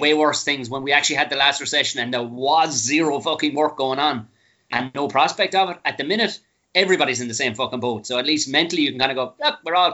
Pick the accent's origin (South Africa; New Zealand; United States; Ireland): Ireland; Tipperary, Munster; moved away; I was a redneck from Tipperary